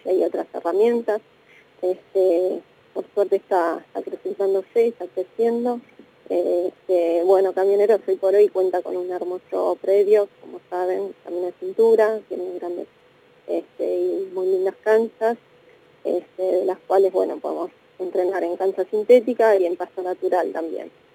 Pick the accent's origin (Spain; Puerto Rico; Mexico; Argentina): Argentina; como argentinos